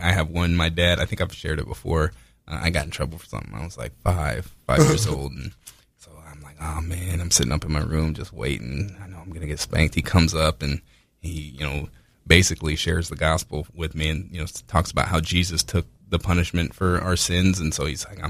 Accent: Indiana, United States; I'm from Indiana

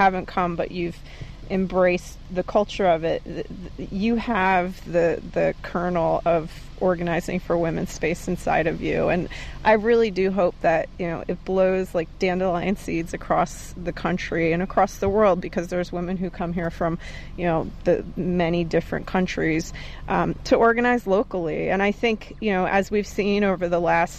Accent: New York, United States; we're from New York

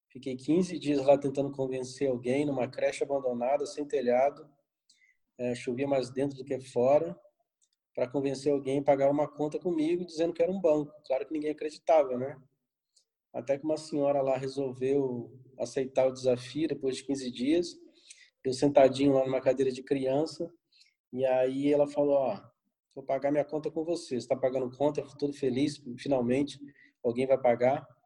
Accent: Rio de Janeiro, Brazil; accent: Rio; now in São Paulo, Brazil; Na verdade, eu sou carioca, né? Sou analista de sistema, embora não tenha mais tanto sotaque do Rio, que já moro em São Paulo há quase dois

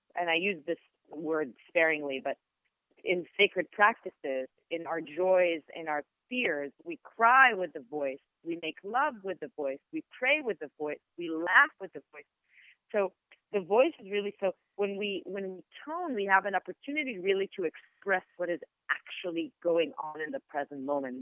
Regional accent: Israel; first language Hebrew; English is a second language; moved away; also born or lived in New York; I'm Israeli, mm-hmm and my native language is Hebrew

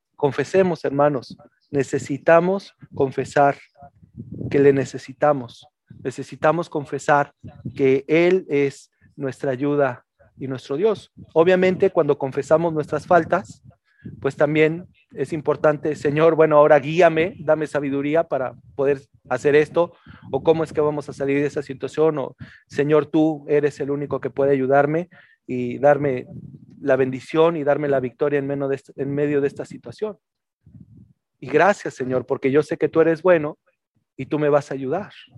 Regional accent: Mexico City, Mexico; now in northern Mexico; yo también nací en la Ciudad de México y en la Ciudad de México se vive de una forma muy diferente, te puedo decir acá en el norte.

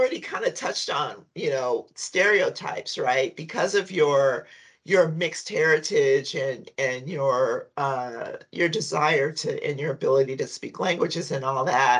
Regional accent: Compton, California, United States; I'm from Compton

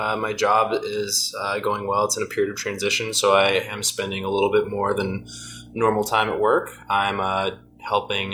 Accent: United States; as an American

